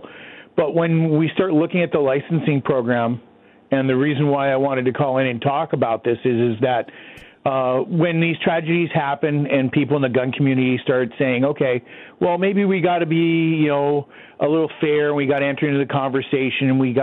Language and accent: English; United States; now in Canada; here in Canada, being an American and also a gun writer in Canada